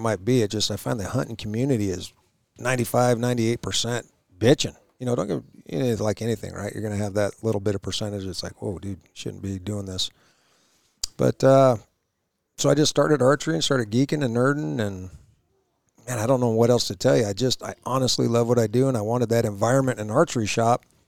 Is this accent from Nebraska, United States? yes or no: no; Idaho, United States; Growing up in Idaho, my dad and my grandpa, we go hunting